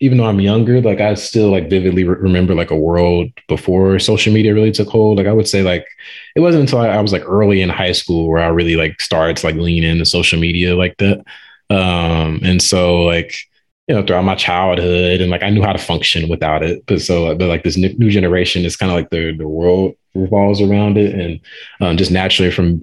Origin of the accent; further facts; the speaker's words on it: St. Louis, Missouri, United States; I'm from St. Louis